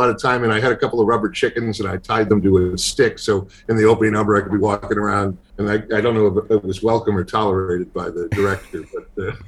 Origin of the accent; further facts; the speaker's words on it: Boston, Massachusetts, United States; I grew up in Boston